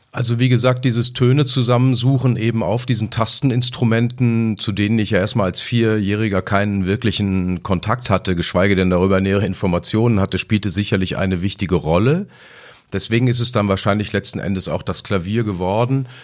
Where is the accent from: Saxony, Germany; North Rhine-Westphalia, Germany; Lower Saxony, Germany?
North Rhine-Westphalia, Germany; Lemgo; stamme ich eben aus Lemgo